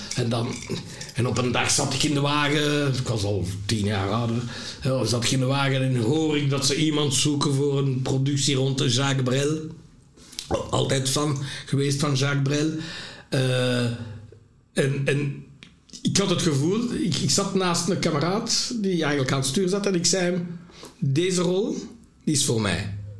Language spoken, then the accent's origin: Dutch; Lembeek, Flanders, Belgium; also born or lived in Burundi; in Lembeek zat bij mijn pleegouders